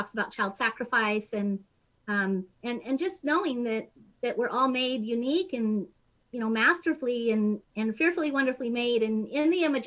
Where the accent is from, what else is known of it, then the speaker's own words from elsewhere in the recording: Billings, Montana, United States; I was raised in Billings, Montana, so we have quite different accents, you